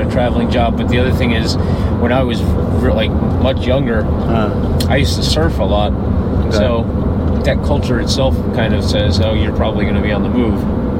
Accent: New Jersey, United States; now in Florida, United States; I'm from New Jersey, and I've lived all over the entire country.

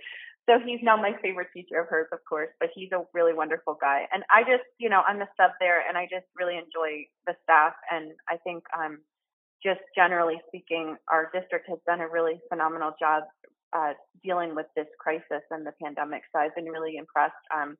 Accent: United States; I grew up on the Delaware

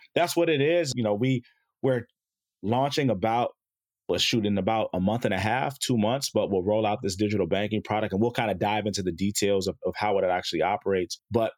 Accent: Chicago, Illinois, United States; born there; moved away; also born or lived in South Jersey, United States; I was born in Chicago, moved out to South Jersey.

